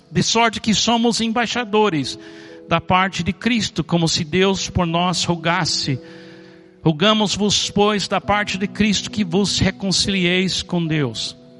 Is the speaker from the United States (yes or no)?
yes; Miami, Florida, United States; Eu nasci em Miami, nos Estados Unidos